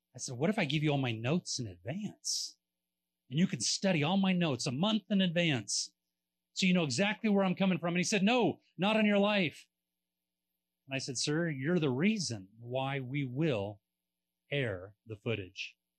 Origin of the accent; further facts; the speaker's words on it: California, United States; we're from California